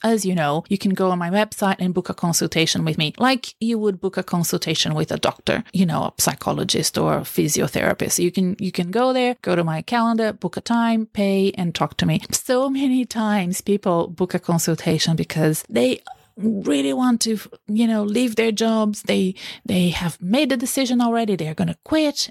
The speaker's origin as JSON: {"language": "English", "country": "Brazil", "moved": "yes", "lives_now": "Australia", "said": "I come from Brazil"}